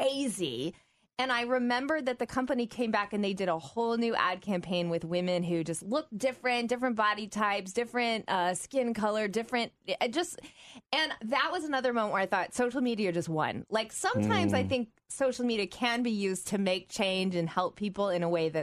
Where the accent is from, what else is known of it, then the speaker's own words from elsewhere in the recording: the South, United States; now in Midwest, United States; I grew up in the South